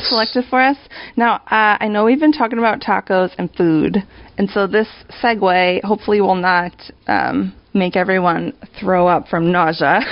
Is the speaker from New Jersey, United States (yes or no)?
no; New York, United States; moved away; I'm born and raised in New York, living in New York again.